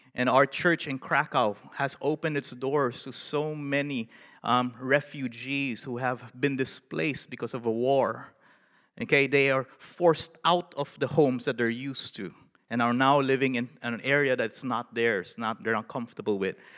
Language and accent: English; Philippines; moved away as an adult; now in Nashville, United States; a Filipino in the United States